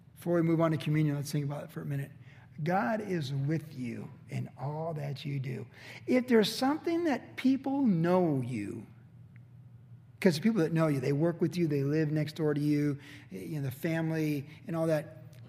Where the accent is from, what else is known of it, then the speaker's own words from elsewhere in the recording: United States; I'm certainly glad I was born here